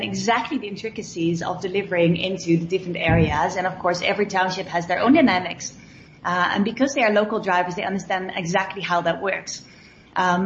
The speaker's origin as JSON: {"language": "English", "country": "Netherlands", "second_language": "English", "moved": "as an adult", "lives_now": "South Africa", "said": "I'm from Holland."}